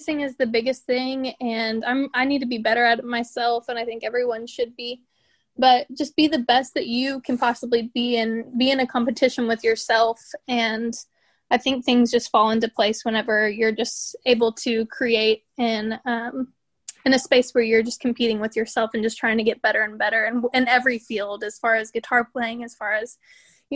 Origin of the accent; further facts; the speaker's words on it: Tulsa, Oklahoma, United States; I am from Tulsa, Oklahoma